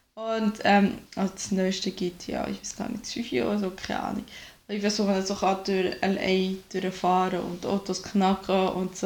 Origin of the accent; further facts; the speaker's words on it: Switzerland; moved away as an adult; now in Germany; ich bin halt wirklich direkt vor, aus der Lehre raus nach Deutschland gezogen. Ich habe nie alleine in der Schweiz gelebt